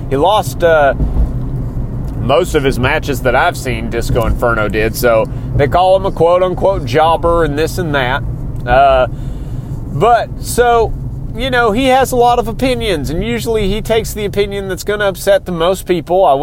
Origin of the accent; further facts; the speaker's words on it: Texas, United States; I come from Texas. I currently live somewhere in Texas. I'd rather not be specific, but I'm close enough to the Houston area